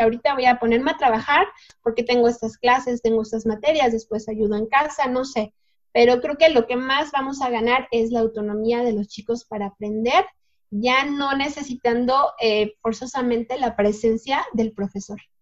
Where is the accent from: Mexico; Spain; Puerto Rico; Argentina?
Mexico; somos mexicanos